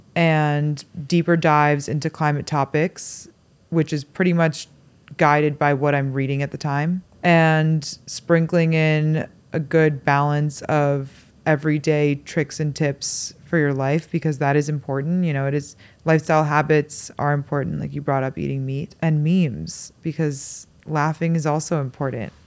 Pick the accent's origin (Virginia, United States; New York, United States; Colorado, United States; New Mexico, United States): New York, United States; New York City; I grew up in Manhattan